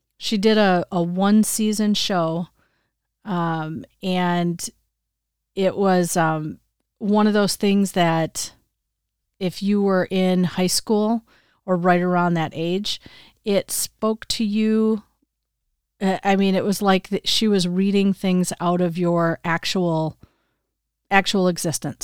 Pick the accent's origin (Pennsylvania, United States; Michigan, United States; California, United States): Michigan, United States; now in Wisconsin, United States; growing up in the Midwest my whole life, I would say when I was younger and living in Michigan, we always had snow at Christmas